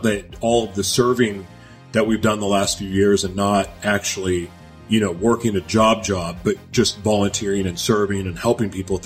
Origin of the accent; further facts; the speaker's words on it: Oklahoma, United States; also born or lived in Los Angeles, California; now in Minnesota, United States; So I'm from Oklahoma originally, even though I say LA is home for me, because it is. I was born in Oklahoma, and I live in Minnesota now.